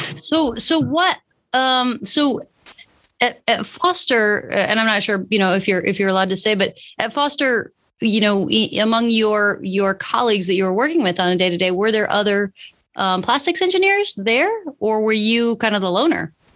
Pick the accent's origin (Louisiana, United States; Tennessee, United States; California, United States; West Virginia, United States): California, United States; San Francisco; my hometown, San Francisco